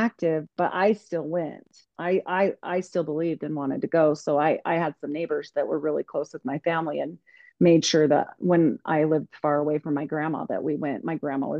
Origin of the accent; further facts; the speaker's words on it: United States; I was just this young girl growing up in Idaho, Utah area